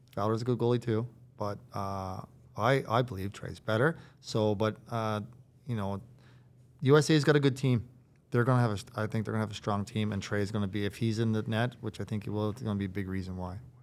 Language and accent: English; Riverhead, Newfoundland and Labrador, Canada; also born or lived in Harbour Grace / Carbonear; I'm from Riverhead